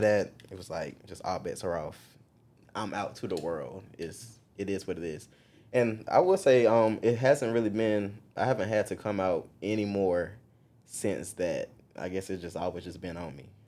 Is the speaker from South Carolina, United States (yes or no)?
yes; Marion, South Carolina, United States; moved away as an adult; now in Columbia, United States; I'm actually from Marion, South Carolina. It is small town of South Carolina